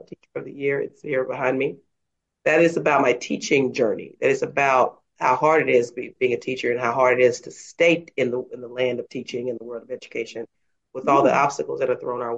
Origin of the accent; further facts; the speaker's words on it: Dallas, Texas, United States; I am a native of Dallas, Texas, and I was born and raised there